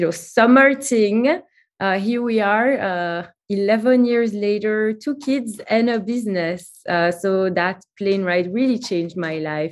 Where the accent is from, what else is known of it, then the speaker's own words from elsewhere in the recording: Antwerp, Flanders, Belgium; moved away as an adult; also born or lived in Brooklyn, New York; now in New York, United States; I'm originally from Belgium, from a city called Antwerp